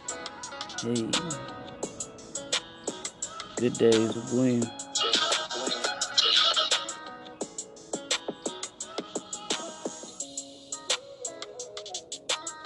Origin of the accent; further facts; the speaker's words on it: East St. Louis, Illinois, United States; I'm from East St. Louis. A lot of people don't know nothing about, but I am from East St. Louis, Illinois